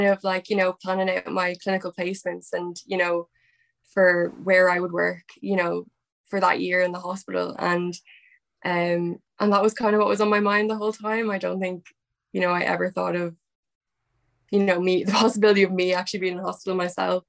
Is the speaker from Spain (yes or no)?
no; Dublin, Leinster, Ireland; I'm 23 and I'm from Dublin, Ireland.